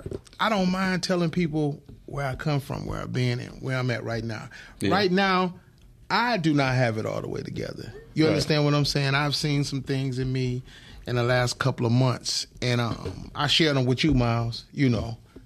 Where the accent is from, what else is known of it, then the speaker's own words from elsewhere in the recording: Detroit, Michigan, United States; I'm from State Fair and John R.